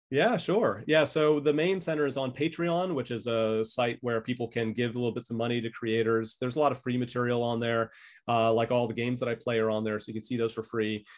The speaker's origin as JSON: {"language": "English", "region": "California", "country": "United States", "moved": "as an adult", "lives_now": "Brisbane, Australia", "said": "I'm from California originally."}